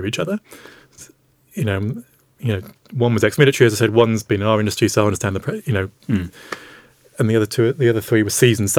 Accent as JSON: {"language": "English", "country": "United Kingdom", "said": "yes, we're all British."}